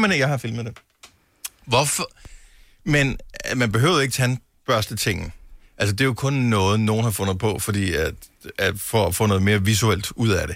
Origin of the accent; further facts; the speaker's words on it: Funen, Southern Denmark, Denmark; moved away as an adult; now in Copenhagen, Denmark; jeg er jo selv opvokset på Fyn